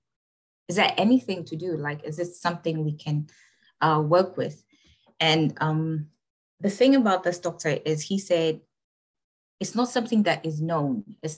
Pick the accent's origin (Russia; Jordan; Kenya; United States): Kenya; I am from Kenya, East Africa